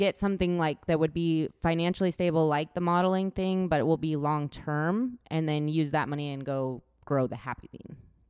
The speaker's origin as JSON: {"language": "English", "region": "Washington", "country": "United States", "tie": "born or raised there", "moved": "yes", "lives_now": "Texas, United States", "said": "I grew up in Washington"}